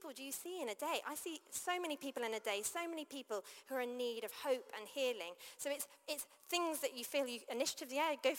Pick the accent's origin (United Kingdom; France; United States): United Kingdom; also born or lived in London; I grew up outside of London